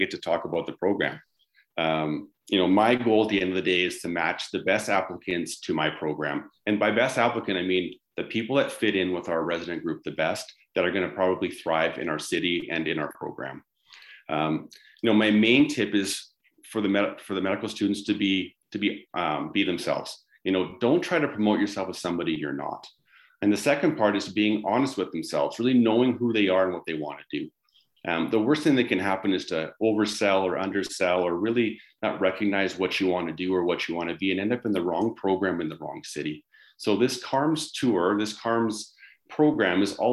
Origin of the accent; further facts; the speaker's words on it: Vancouver, British Columbia, Canada; now in Calgary, Canada; growing up in the Lower Mainland, I was used to very dreary, wet winters.